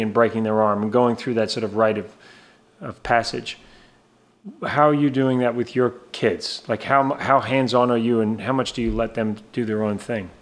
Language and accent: English; Antigua & Barbuda; growing up in Antigua